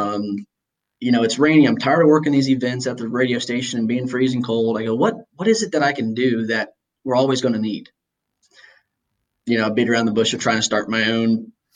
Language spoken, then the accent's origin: English; Indiana, United States; I've got this tie to my hometown